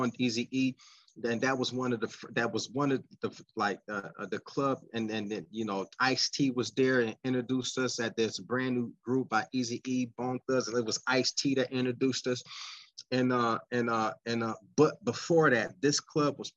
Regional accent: United States; also born or lived in Pennsylvania / California; I'm an American

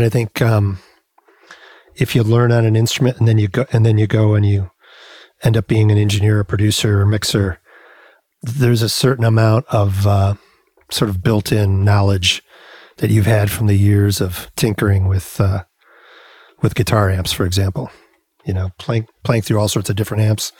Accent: Rockford, Illinois, United States; also born or lived in Chicago, Illinois; I grew up in Rockford, Illinois, which is about 90 miles west of Chicago

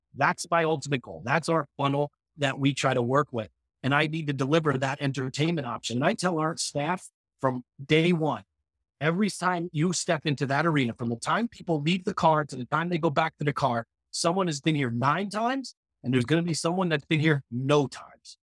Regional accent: United States; we as American teens

